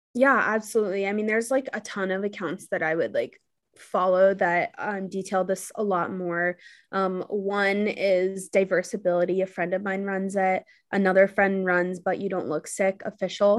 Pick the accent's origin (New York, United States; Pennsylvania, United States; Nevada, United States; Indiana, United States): New York, United States; New York City; also born or lived in Los Angeles; I'm from New York City